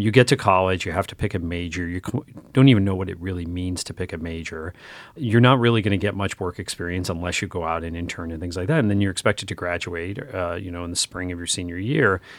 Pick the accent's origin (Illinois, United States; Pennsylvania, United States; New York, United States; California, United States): Pennsylvania, United States; northeastern; moved away; I grew up in North northeastern Pennsylvania where there were not a lot of education choices